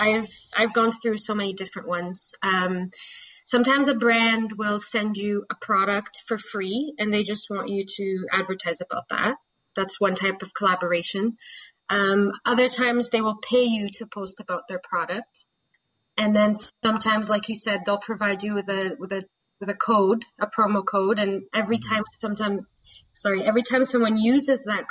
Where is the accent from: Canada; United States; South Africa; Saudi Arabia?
Saudi Arabia; moved away; I grew up in Saudi Arabia. I lived there for about 15 years.